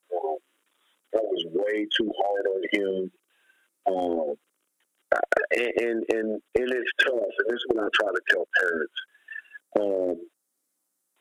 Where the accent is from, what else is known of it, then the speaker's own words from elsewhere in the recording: San Antonio, Texas, United States; moved away; I'm from San Antonio